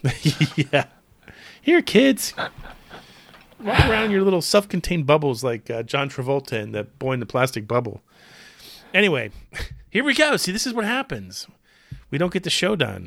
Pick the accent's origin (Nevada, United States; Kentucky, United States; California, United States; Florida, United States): Florida, United States; Clearwater; when I was growing up in Clearwater, Florida